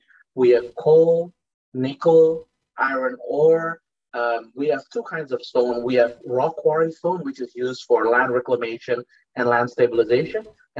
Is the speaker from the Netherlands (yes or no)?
yes; Netherlands; moved away as an adult; now in Indonesia; I was born and raised in the Netherlands and then immigrated to Indonesia only later in my life. I started working in Indonesia in 2006.